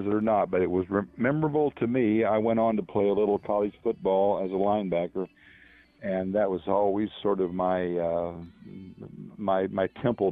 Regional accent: Mendota, Illinois, United States; I'm from Mendota, Illinois

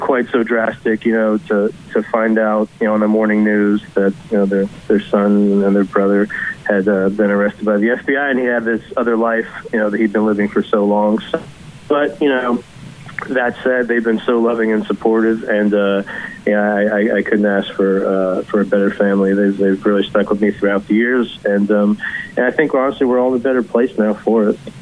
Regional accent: Kentucky, United States; now in Brooklyn, United States; I grew up in Kentucky

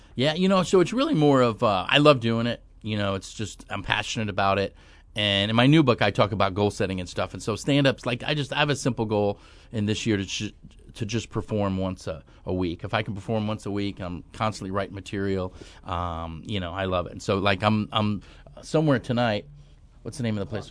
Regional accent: New York, United States; moved away; I grew up on the East Coast. I'm from New York originally

